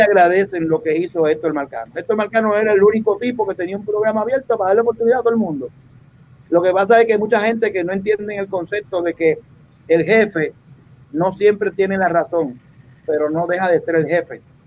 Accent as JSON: {"language": "Spanish", "country": "Puerto Rico", "tie": "born or raised there", "also_born_or_lived": "Dominican Republic", "said": "yo me crié en Puerto Rico. Yo vine a Puerto Rico un niño"}